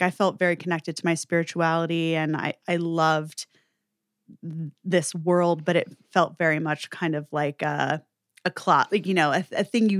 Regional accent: New York, United States; So I'm from New York, born mm-hmm. and raised, and I grew up in an interesting household.

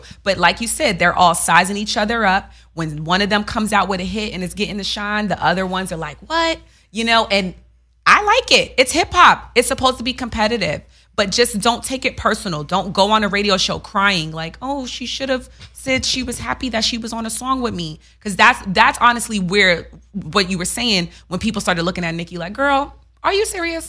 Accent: New York City, New York, United States; I'm from Queens

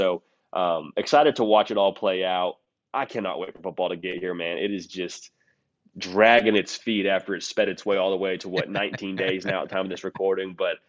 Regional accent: Southern California, United States; also born or lived in Northeast United States; now in Nashville, United States; it was a lot of fun to be able to go up in the Northeast for 4 years. I'm actually from Southern California before that.

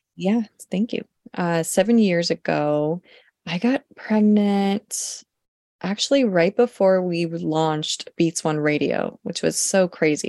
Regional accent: Los Angeles, California, United States; also born or lived in Oregon; am a Los Angeles native, born and raised Southern California.

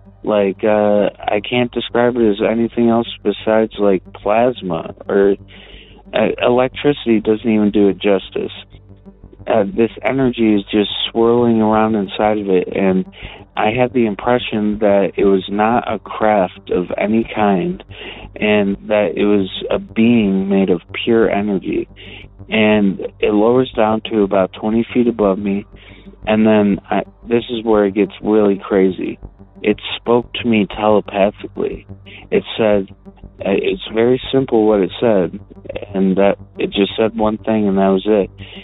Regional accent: Detroit, Michigan, United States; I'm from Detroit, but the story that I'm about to tell you actually took place in Ferndale, Michigan.

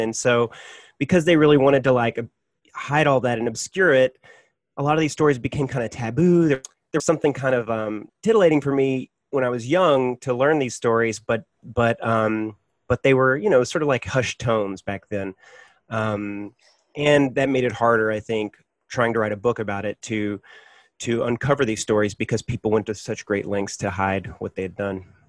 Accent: Hot Springs, Arkansas, United States; now in Nyack, United States; grew up in Hot Springs in the 1980s.

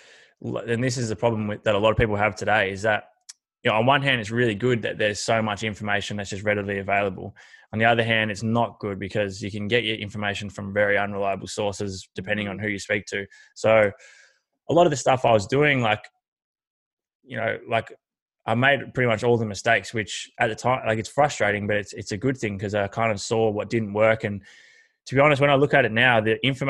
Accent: Horsham, Victoria, Australia; I grew up in Horsham, which is country Victoria, and always played footy and basketball

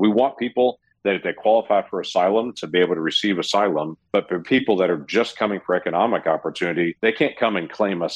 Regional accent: United States; as an American

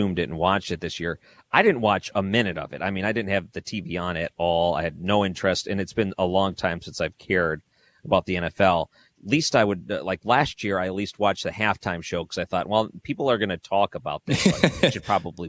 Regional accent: Detroit, Michigan, United States; now in St. Louis, United States; I grew up in Detroit, which was also nice because we had the CBC in Detroit

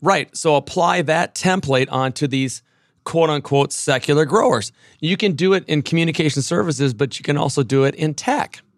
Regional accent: Minneapolis, Minnesota, United States; moved away; Minneapolis, my, my hometown

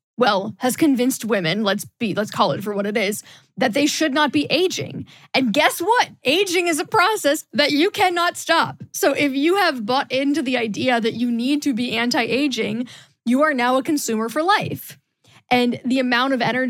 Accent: Midwest, United States; moved away as an adult; also born or lived in the South (US); I grew up in the Midwest and then moved to the South for college and worked in the South for a while.

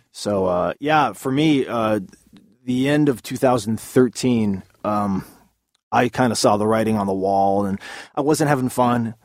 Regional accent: Southern California, United States; Growing up in Southern California

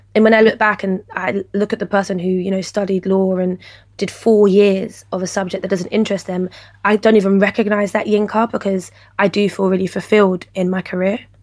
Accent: London, United Kingdom; I was raised in Peckham

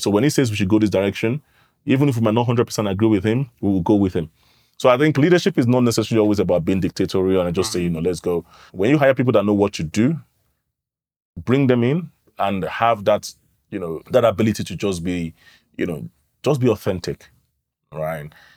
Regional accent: London, United Kingdom; moved away as an adult; now in Nigeria; I grew up in London. I moved to Nigeria in twenty fifteen

